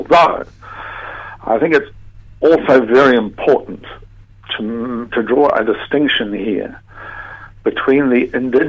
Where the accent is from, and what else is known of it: New Zealand